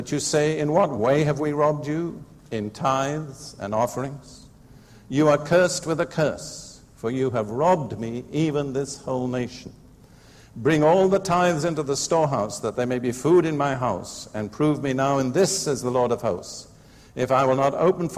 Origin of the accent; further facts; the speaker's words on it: United Kingdom; I'm British right to the core. About my own nation, Britain